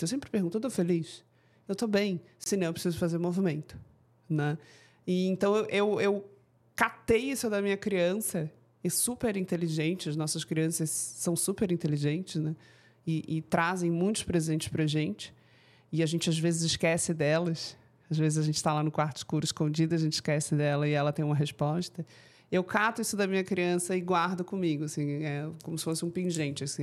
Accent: Florianópolis, Santa Catarina, Brazil; Você é manezinha, igual a mim

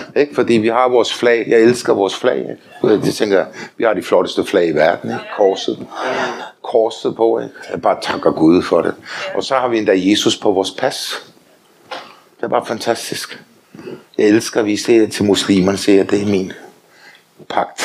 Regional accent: Denmark; also born or lived in Faroe Islands (ancestry); Så er jeg også dansker

